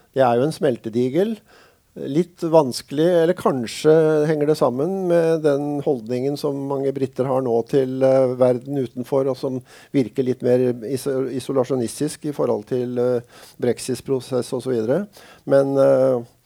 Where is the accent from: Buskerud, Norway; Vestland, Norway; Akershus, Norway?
Buskerud, Norway; Drammen; now in Sørlandet, Norway; Jeg vokste opp i Drammen